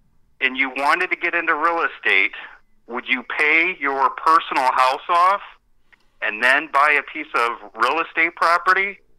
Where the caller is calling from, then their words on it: Cleveland, Ohio, United States; This is …. It's … from Cleveland, buddy.